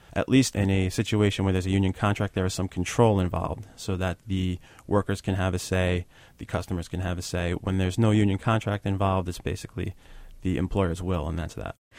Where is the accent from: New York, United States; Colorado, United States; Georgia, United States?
New York, United States; New York City; speaking as a New Yorker.